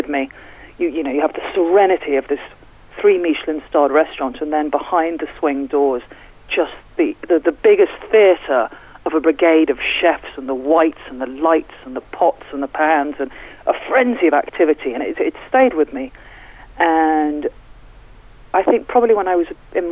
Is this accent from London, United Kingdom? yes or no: yes; London, United Kingdom; moved away as an adult; now in Newlyn, United Kingdom; Actually, I'm from London. I moved to Cornwall about 15 years ago